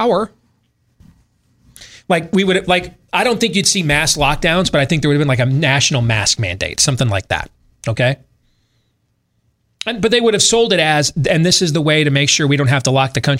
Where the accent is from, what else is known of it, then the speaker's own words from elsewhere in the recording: West Michigan, United States; growing up in West Michigan